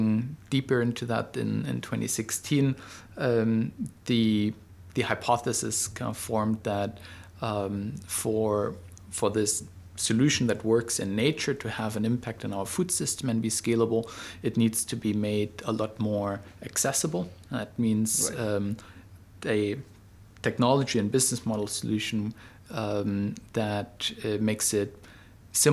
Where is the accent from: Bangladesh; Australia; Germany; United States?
Germany; Berlin; moved away as an adult; now in Singapore; I'm originally from Germany, but have been here in Southeast Asia, in Singapore, for the last 11 years